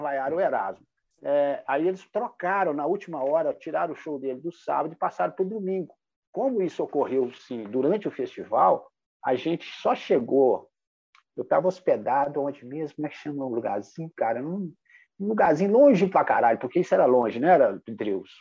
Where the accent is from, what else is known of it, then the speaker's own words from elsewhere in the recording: Minas Gerais, Brazil; Como bom mineiros